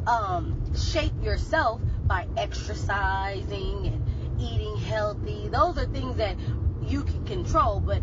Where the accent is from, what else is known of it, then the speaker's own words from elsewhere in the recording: California, United States; I'm a California girl. I was born and raised in California